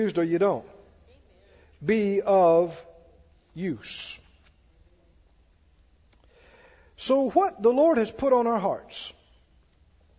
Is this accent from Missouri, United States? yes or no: no; Mississippi, United States; I grew up down in Mississippi.